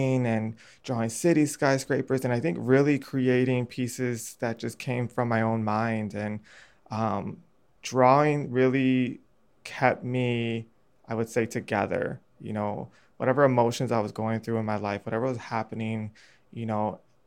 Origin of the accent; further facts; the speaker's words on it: Chicago, Illinois, United States; growing up on the North Northwest side and growing up, you know, in the 90s and early 2000s, I had a pretty good childhood